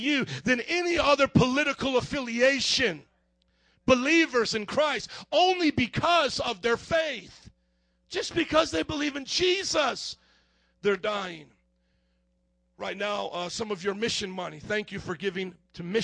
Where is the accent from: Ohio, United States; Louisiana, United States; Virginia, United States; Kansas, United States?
Louisiana, United States; New Orleans; moved away as an adult; now in Chicago, United States; I drove all the way up here from New Orleans